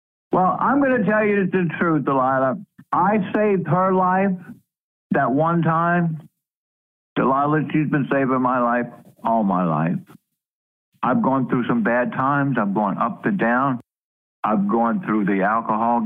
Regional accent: Louisiana, United States; moved away; I was born and raised in Louisiana, actually on the bayous of Louisiana.

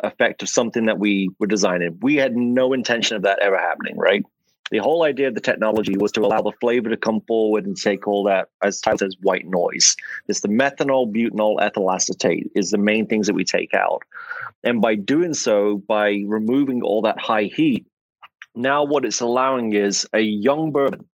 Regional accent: England, United Kingdom; accent: English; now in Atlanta, United States; as you can tell from my accent, I am not from America. I'm English

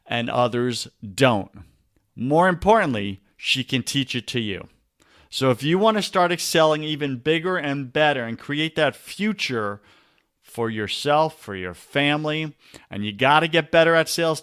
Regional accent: Long Island, New York, United States; moved away; I grew up in Long Island, New York.

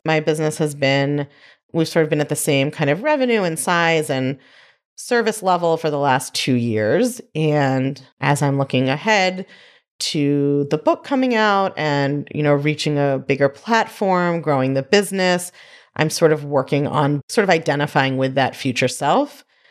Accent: New York, United States; I'm a New Yorker

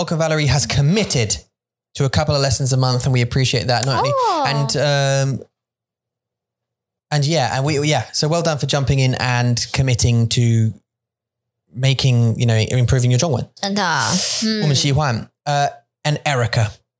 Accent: Kaohsiung, Taiwan; when I was born in Kaohsiung and I grew up

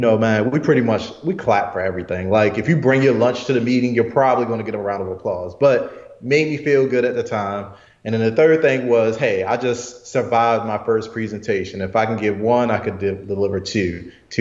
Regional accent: Baltimore, Maryland, United States; Morgan State University, which is in Baltimore, my hometown

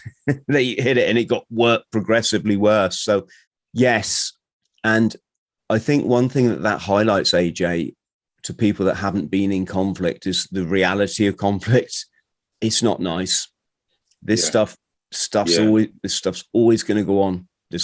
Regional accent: Bromley, London, United Kingdom; born there; I was born in Bromley.

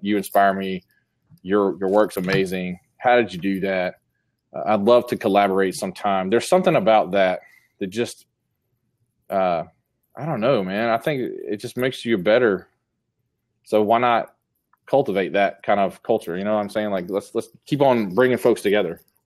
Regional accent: Columbus, Georgia, United States; my hometown

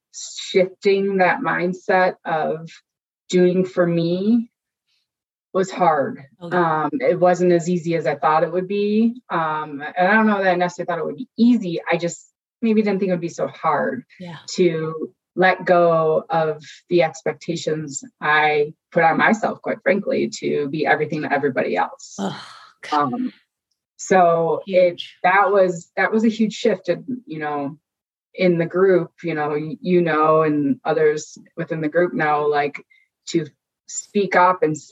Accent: Chicago, Illinois, United States; I grew up in the Chicagoland area

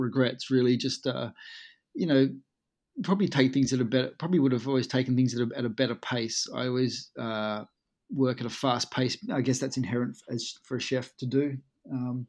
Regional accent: Collie, Western Australia, Australia; now in United Kingdom; My hometown's all been based around sort of power stations and coal mining, where I come from. It's called Collie

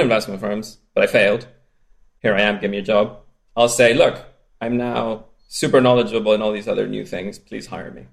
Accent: Spain; accent: strange accent; I grew up in Spain

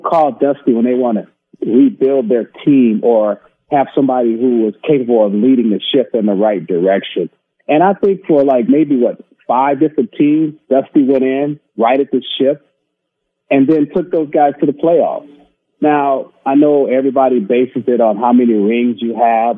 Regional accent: Oakland, California, United States; this is my hometown team, born and raised in Oakland

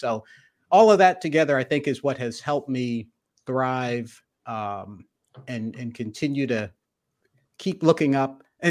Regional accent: the North, United States; I grew up in the North, went to Cornell undergrad, so Snow Belt

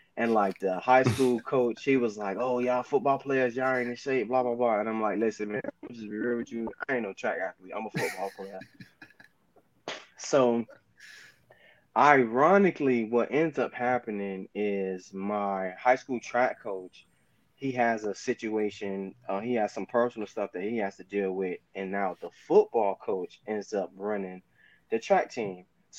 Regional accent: Kansas City, Missouri, United States; Obviously, me being a Miami boy growing up in Kansas City, the U is where I wanted to go

